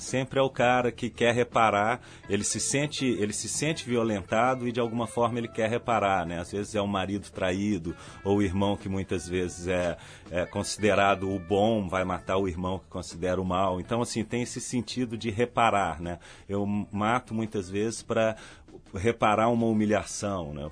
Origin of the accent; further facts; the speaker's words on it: Belo Horizonte, Minas Gerais, Brazil; Sou mineiro, de Belo Horizonte